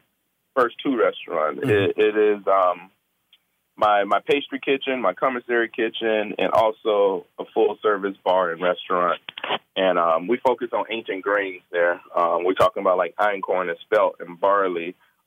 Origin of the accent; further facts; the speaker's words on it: the South, United States; accent: Southern; because I actually know how to taste and season because I come from Southern dialect, you know.